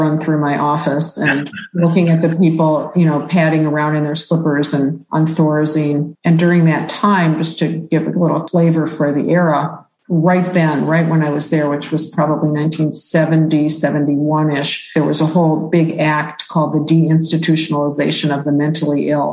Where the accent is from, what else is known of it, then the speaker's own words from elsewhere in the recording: Detroit, Michigan, United States; I grew up in Detroit, And I lived there